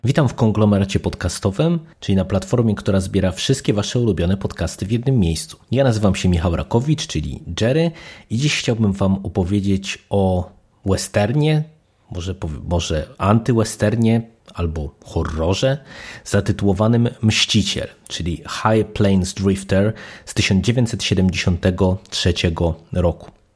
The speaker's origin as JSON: {"language": "Polish", "country": "Poland", "tie": "born or raised there", "said": "jeżeli ktoś się wychowywał w Polsce za komuny, to pamięta, że to było e, jeden z podstawowych e, gatunków filmowych, które w polskiej telewizji były prezentowane i oczywiście wychowałem się na tych głównie klasycznych westernach"}